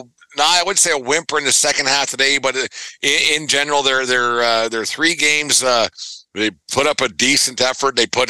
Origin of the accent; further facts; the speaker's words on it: Canada; I am, as a Canadian